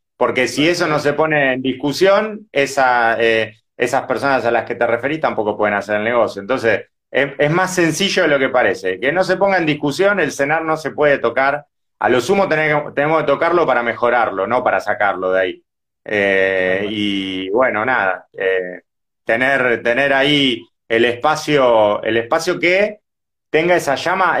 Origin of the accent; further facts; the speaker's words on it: Avellaneda, Buenos Aires Province, Argentina; yo ni siquiera vivo cerca, yo soy de Avellaneda